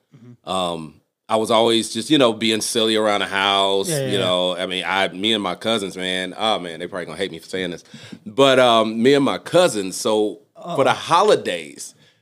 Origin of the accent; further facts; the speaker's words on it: San Antonio, Texas, United States; also born or lived in Los Angeles; So, I'm like L.A. and Texas. So